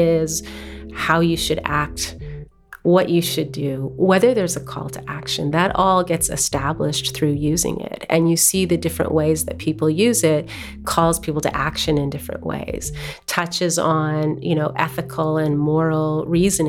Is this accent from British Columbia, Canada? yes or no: yes; Tahltan Nation, Northwestern BC, British Columbia, Canada; I am from the Tahltan Nation, Northwestern BC.